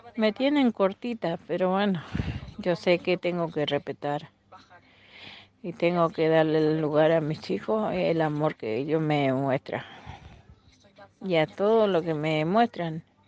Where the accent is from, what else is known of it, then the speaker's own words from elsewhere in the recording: Corrientes, Argentina; moved away; Soy una correntina con mucho orgullo que, que amo que amo mi provincia, mi ciudad mis campos, mi colonia